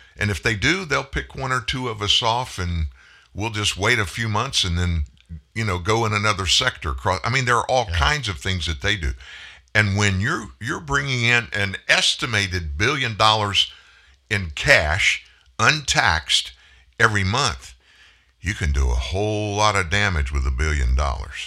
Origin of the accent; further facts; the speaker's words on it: Houston, Texas, United States; it's happening in my home state, in the city in which I was born